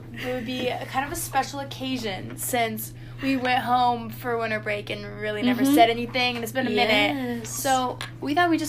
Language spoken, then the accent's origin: English; Bremerton, Washington, United States; moved away as an adult; also born or lived in Bellingham, Washington; I'm from Bremerton, Washington, but I was born in Bellingham, Washington, so I'm a Washingtonian as well.